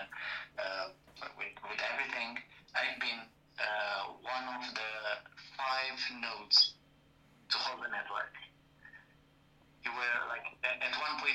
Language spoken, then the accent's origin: English; Bucharest, Romania; English is a second language; I'm from Bucharest, Romania